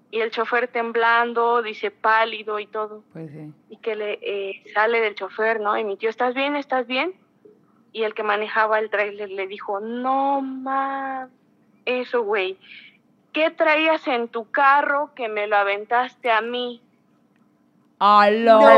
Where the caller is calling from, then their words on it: Puebla, Mexico; De, Puebla.